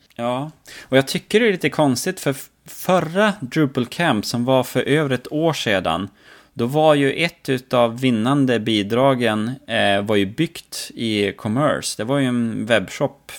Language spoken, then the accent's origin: Swedish; Norrland, Sweden; jag som norrlänning